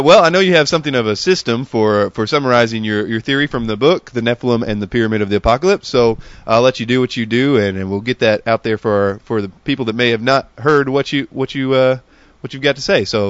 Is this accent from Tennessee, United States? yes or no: yes; Tennessee, United States; I'm from Tennessee